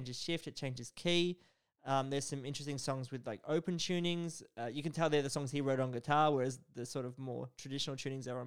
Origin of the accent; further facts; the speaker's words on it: Bendigo, Victoria, Australia; I'm from Bendigo.